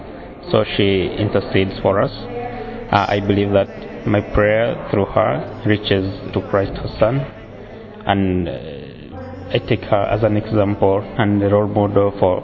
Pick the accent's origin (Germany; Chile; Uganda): Uganda; I come from Uganda, and I'm a seminarian.